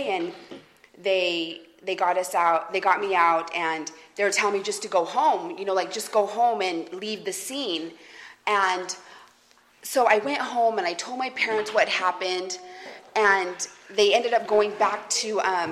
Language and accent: English; Salt Lake City, Utah, United States; I'm originally from Utah, from Salt Lake City, Utah.